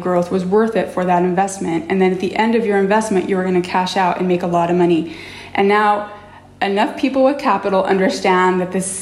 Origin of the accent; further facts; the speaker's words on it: Utah, United States; I grew up in Utah in the 80s and 90s